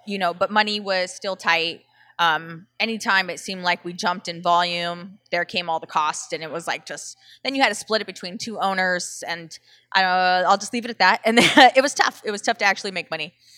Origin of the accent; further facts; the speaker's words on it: Southern California, United States; I'm from Southern California